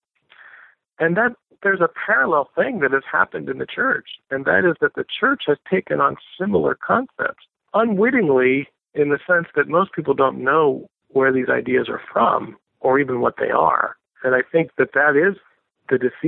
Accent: United States; I say this as an American

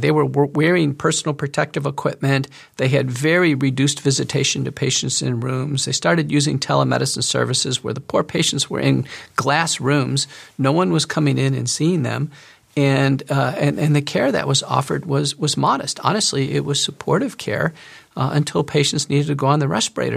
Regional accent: United States; as an American doctor

